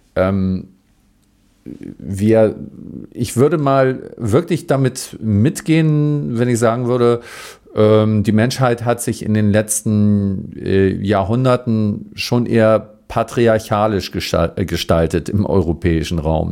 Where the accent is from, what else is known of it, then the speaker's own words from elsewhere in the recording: Northern Germany, Germany; ich bin so aus Norddeutschland